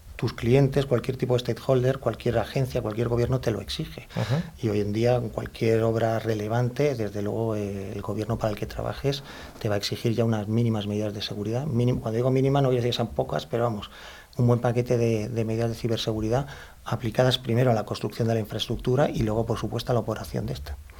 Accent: Madrid, Community of Madrid, Spain; soy madrileño de nacimiento, o sea que soy, aunque tengo mis orígenes en Andalucía, por los cuatro costados, pero soy madrileño, madrileño

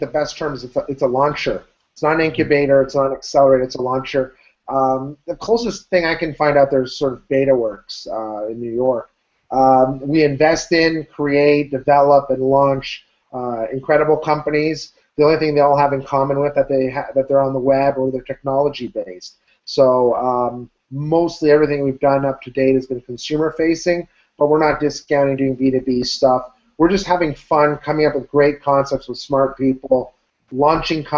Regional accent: Ottawa, Ontario, Canada; I'm from Ottawa, Canada

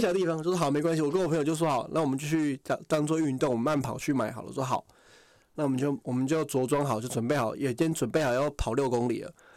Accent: Taiwan; 我从台湾来

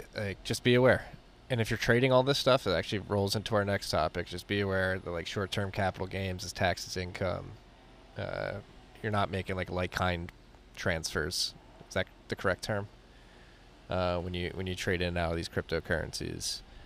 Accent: New York City, New York, United States; moved away; I'm a New Yorker who left

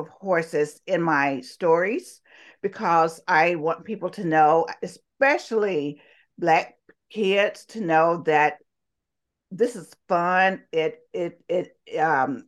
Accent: Talladega, Alabama, United States; accent: Southern; I was born and raised in Talladega, Alabama. I'm sure you can tell by my wonderful Southern accent here.

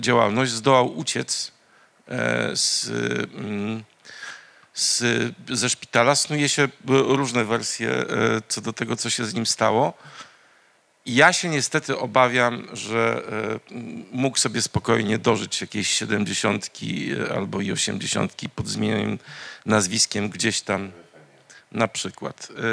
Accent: Międzyrzecz, Lubusz Voivodeship, Poland; ja jestem właśnie z Mezelis e, Obrawalde, Polen, czyli Międzyrzecz Wielkopolski.

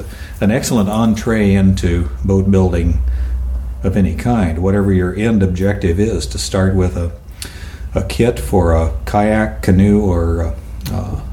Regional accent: El Paso, Texas, United States; moved away as an adult; also born or lived in Tucson, Arizona / Seattle area, Washington; now in Whidbey Island, United States; El Paso, Texas

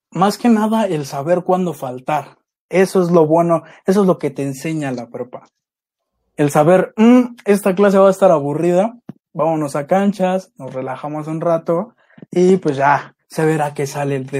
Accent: Mexico City, Mexico; soy de Iztapalapa

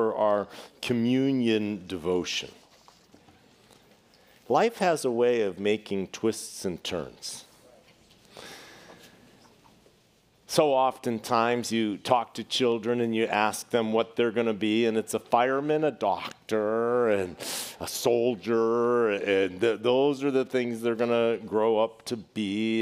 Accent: Boston, Massachusetts, United States; when I was growing up in Boston

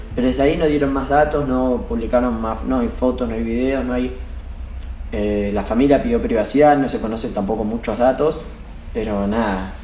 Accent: Buenos Aires, Argentina; Nosotros somos de Almagro

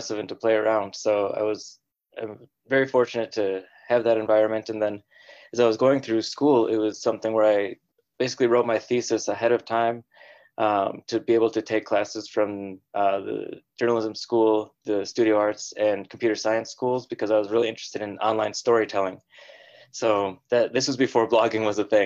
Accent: Minnesota, United States; moved away as an adult; now in San Francisco, United States; I moved out there after going to college in the University of Minnesota, where I was born and raised. So I was born and raised in the Midwest, moved out west

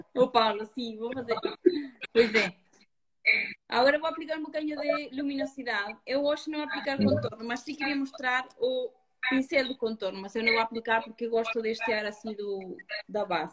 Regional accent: Uruguay; moved away; eu nasci me criei no campo, no Uruguai

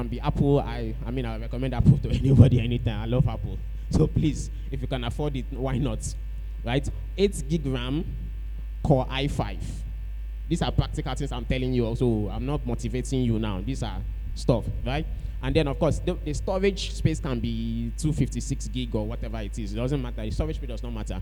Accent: Calabar, Cross River, Nigeria; We grew up in Calabar together

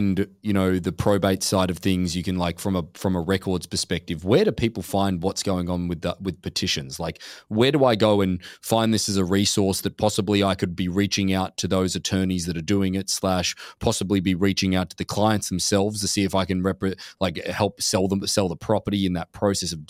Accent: Australia; moved away as an adult; now in United States; I'm Australian

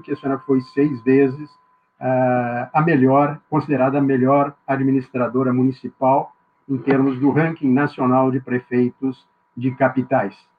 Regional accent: Rio Grande do Sul, Brazil; moved away as an adult; now in Florianópolis, Brazil; sou gaúcho por natureza

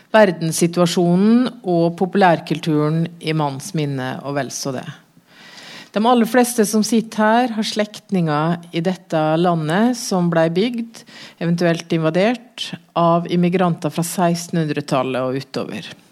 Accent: Norway

